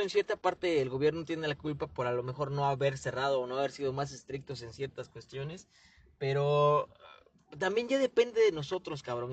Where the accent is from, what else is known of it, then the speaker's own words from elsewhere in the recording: Mexico; also born or lived in Chilpancingo; sí somos mexicanos